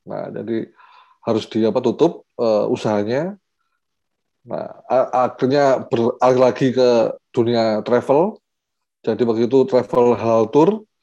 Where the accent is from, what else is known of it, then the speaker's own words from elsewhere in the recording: Batu, East Java, Indonesia; diajak untuk balik lagi ke Kota Batu, jadi saya aslinya Kota Batu di Jawa Timur